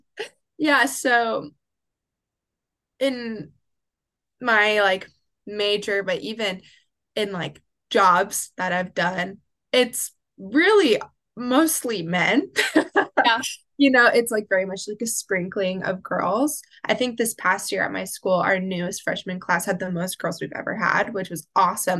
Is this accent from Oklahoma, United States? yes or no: yes; Oklahoma City, Oklahoma, United States; now in Waxahachie, United States; I am originally from Oklahoma City, but now I live and reside in Waxahachie, Texas